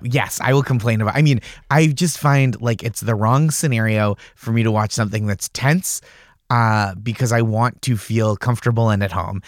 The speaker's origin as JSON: {"language": "English", "town": "Stoneham", "region": "Massachusetts", "country": "United States", "tie": "born or raised there", "said": "I grew up in Stoneham, Massachusetts, which is, like, just north of the city"}